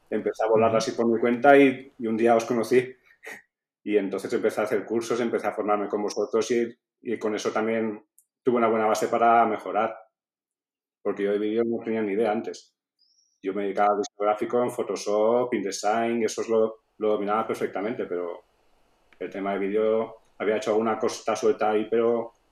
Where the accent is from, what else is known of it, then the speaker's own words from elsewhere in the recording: Real, Valencian Community, Spain; Real, que es mi pueblo.